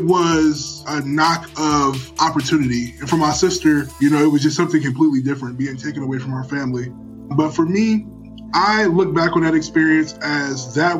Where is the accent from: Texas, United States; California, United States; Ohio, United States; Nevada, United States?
Ohio, United States; Cleveland; I was born and raised in Cleveland, Ohio